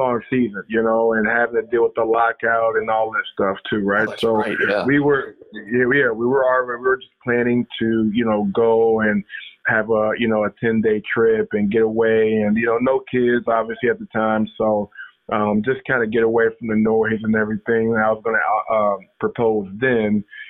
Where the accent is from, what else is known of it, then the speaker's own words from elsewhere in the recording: Ohio, United States; now in Macomb, United States; I am from Ohio, but no, I live in Macomb, Michigan.